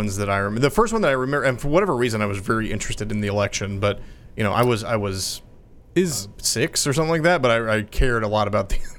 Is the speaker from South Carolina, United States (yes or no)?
no; Texas, United States; which we're fifth generation Texans, and then we came over from England. So yeah, very very traditional. Landed in North Carolina, and then just kind of moved west from there.